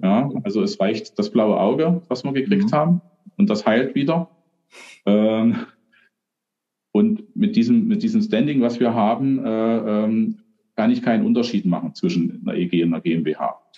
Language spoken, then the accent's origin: German; Germany; bei uns in Deutschland